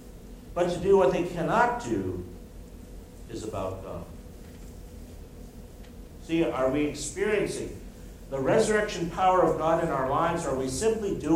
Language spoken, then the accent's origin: English; United States; moved away as an adult; also born or lived in Brazil; I'm American.